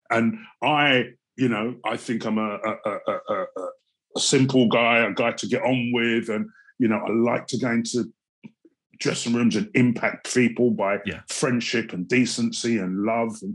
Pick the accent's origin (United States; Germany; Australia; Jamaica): Jamaica; I come from Jamaica. I'm of Jamaican parentage. Proud to be black. Proud to be of Jamaican parentage.